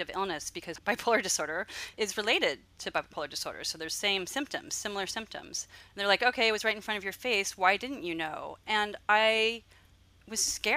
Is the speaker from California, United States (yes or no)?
yes; Los Angeles, California, United States; moved away as an adult; now in Santa Cruz County, United States; I grew up in Los Angeles, and then I came up to where I live now, which is beautiful Santa Cruz County